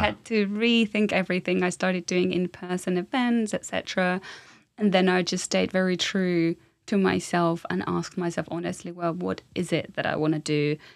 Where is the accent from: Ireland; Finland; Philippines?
Finland; moved away as an adult; now in London, United Kingdom; I'm from Finland